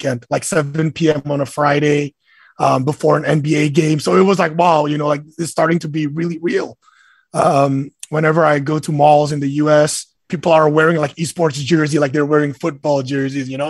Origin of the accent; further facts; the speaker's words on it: Indonesia; I'm Indonesian. I was born in Indonesia.